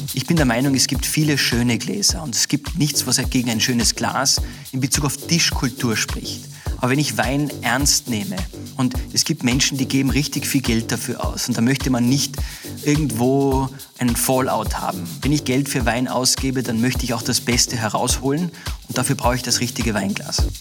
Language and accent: German; Austria; bei uns in Österreich